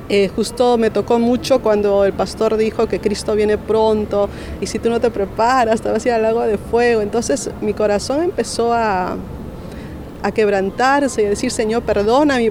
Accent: Lima, Peru; nací en La Libertad, en Lima, Perú.

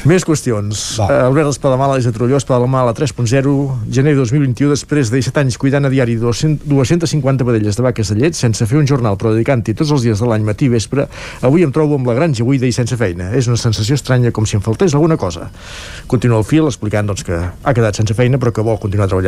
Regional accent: Catalonia, Spain; also born or lived in Mexico; jo no sóc una catalana autèntica, segons vostès. Ara, quan, vivi, quan vivia a Mèxic, a casa, català llegir eh, al casal, català llegir la meva llengua i preparar plats típics, mentre xerrava de lo bonica que és Catalunya.

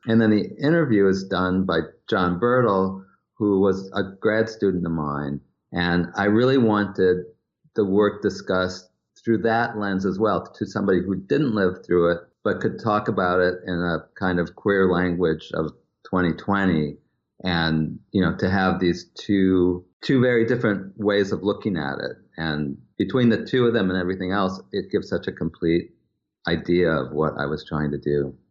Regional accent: Wisconsin, United States; growing up in Wisconsin

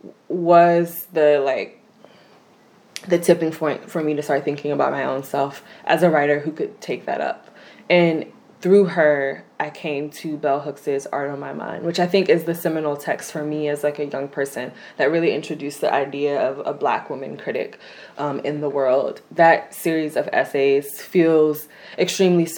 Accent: Hampton Roads, coastal Virginia, United States; I'm from the Hampton Roads area in coastal Virginia

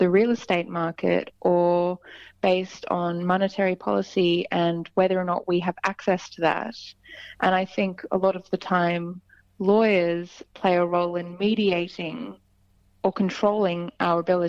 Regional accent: Sydney, New South Wales, Australia; also born or lived in London; here in Sydney, which is my hometown.

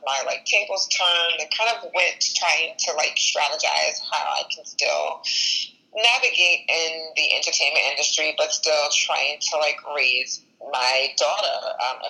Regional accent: Long Island, New York, United States; Born and raised in Long Island, New York

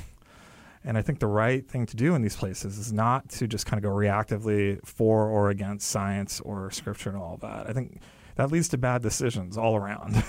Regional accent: California, United States; my parents came here from India, and I was born in California. I grew up there

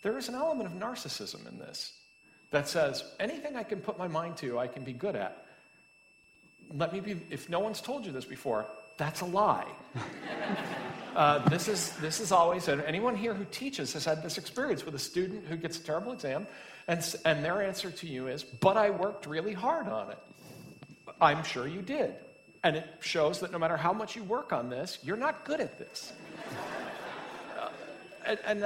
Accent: Massachusetts, United States; I'm from Massachusetts.

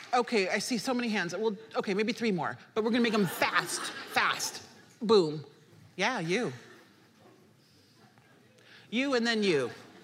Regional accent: Nebraska, United States; You know, I grew up in Nebraska in a predominantly white area, but my parents raised my brothers and I as Haitians in America.

